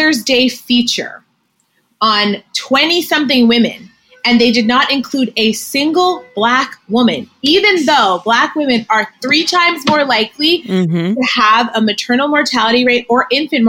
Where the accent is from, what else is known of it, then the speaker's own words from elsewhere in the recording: Greenwich, Connecticut, United States; I grew up in Greenwich, Connecticut